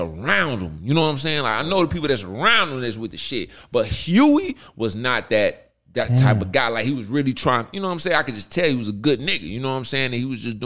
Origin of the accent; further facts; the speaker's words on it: Berkeley, Missouri, United States; I'm from Berkeley.